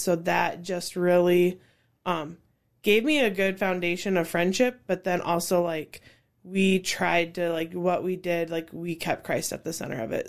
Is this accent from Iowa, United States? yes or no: yes; Cedar Falls, Iowa, United States; I grew up in Cedar Falls since fourth grade